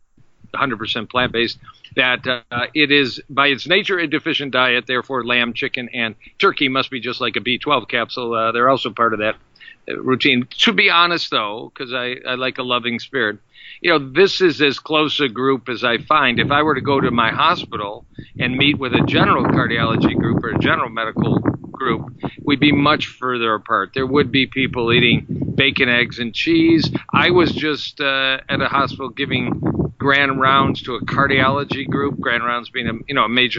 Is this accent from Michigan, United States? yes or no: yes; Detroit, Michigan, United States; I hail from Detroit, Michigan